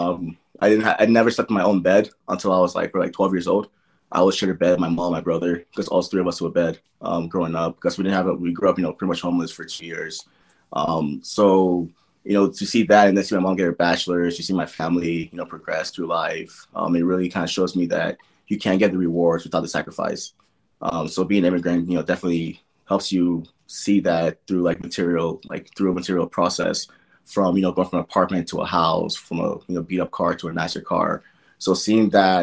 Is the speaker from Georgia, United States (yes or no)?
no; Gary, Indiana, United States; born or raised there; also born or lived in Nigeria